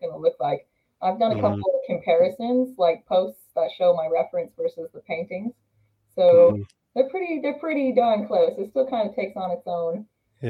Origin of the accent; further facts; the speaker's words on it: Utah, United States; moved away as an adult; now in North Carolina, United States; after I moved cross country, because I'm from Utah, I'm now in North Carolina